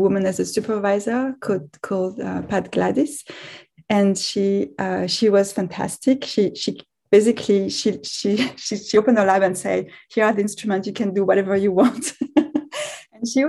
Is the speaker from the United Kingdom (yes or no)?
no; France; moved away as an adult; also born or lived in Israel; now in Canada; I'm French originally, so I grew up in France